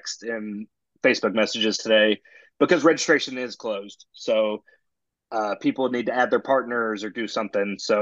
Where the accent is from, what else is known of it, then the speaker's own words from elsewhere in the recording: Denton, Texas, United States; I'm from Denton